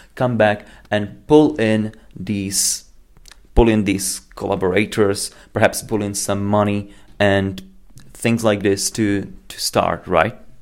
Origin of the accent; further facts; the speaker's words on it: Slovakia; I'm from Slovakia